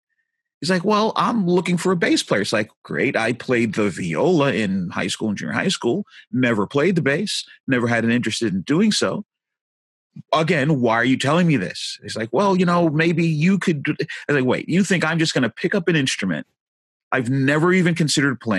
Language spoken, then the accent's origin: English; New York City, New York, United States; moved away; also born or lived in Jersey Shore, New Jersey; I'm a New Yorker. I was born and raised in Brooklyn.